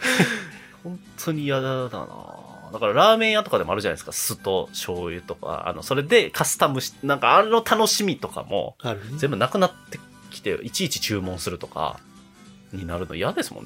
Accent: Osaka, Japan; 大阪、僕 出身なんですけど

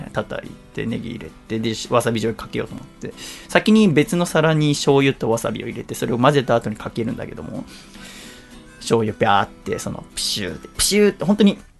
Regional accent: Yokohama, Kanagawa, Japan; 横浜の私の実家

